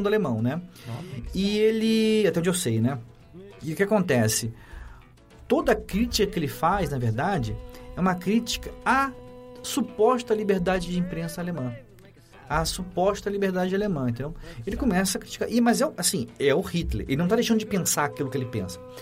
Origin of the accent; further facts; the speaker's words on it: Rio de Janeiro, Brazil; now in São Paulo, Brazil; Eu cresci em Copacabana